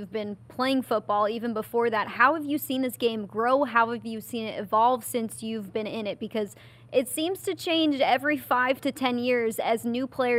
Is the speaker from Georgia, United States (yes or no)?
no; Chicago, Illinois, United States; now in Buffalo, United States; I grew up in Chicago